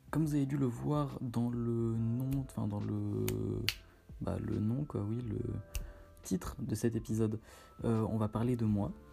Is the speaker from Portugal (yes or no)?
yes; Portugal; j'ai fait le Portugal, étant donné que je suis portugais, euh, j'ai fait pas mal d'été au Portugal.